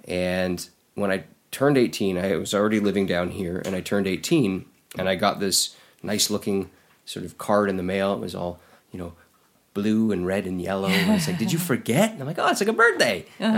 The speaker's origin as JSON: {"language": "English", "country": "Canada", "moved": "yes", "lives_now": "United States", "said": "I'm not American. I go, I live here and I'm working here, but I'm Canadian."}